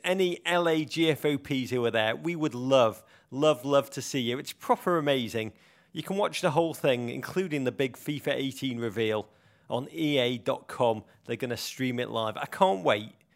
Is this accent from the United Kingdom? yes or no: yes; Liverpool, North West England, United Kingdom; my hometown, Liverpool